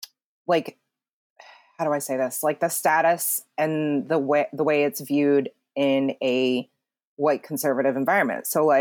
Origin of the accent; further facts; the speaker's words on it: South Chungcheong, South Korea; And I'm from Chungcheongnam-do in Chungnam province.